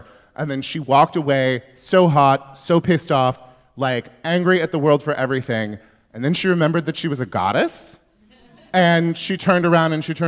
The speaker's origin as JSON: {"language": "English", "town": "Yuba City", "region": "California", "country": "United States", "tie": "born or raised there", "said": "I'm from Northern California"}